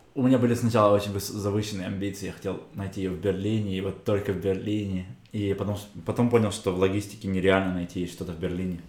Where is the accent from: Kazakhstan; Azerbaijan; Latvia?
Kazakhstan; moved away as an adult; also born or lived in Germany; now in Israel